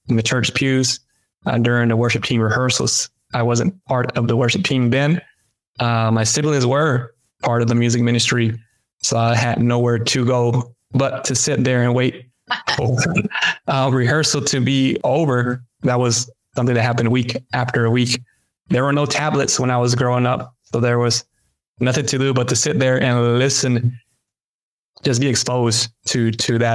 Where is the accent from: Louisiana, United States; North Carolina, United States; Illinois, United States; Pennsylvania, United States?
North Carolina, United States; Greensboro; English is a second language; also born or lived in Mexico; growing up in Greensboro